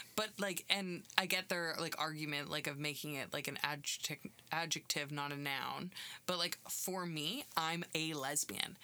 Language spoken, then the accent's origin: English; Canada; I'm from Canada.